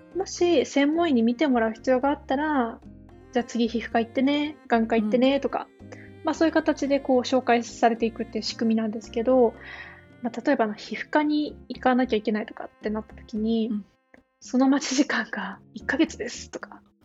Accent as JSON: {"language": "Japanese", "country": "Japan", "tie": "born or raised there", "moved": "as an adult", "lives_now": "Denmark", "said": "日本です生まれ育ってきてる"}